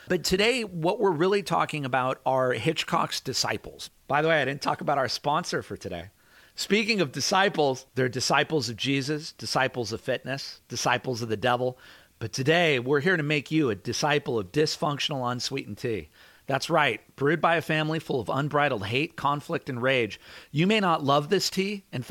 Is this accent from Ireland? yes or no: yes; Ireland; I mean, I'm Irish. The way we show love to each other is by making fun of each other.